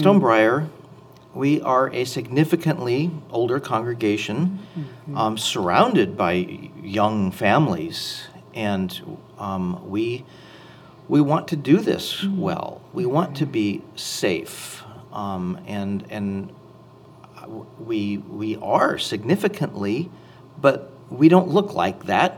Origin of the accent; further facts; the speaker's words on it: Anaheim, California, United States; I grew up in Anaheim, California